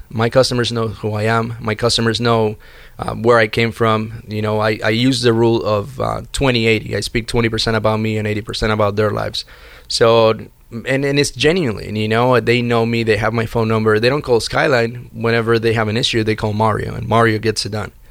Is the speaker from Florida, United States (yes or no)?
yes; Miami, Florida, United States; also born or lived in Chicago; I went away uh, to Chicago from Miami. That's where I was raised in Miami, and my mother opened the credit card for me.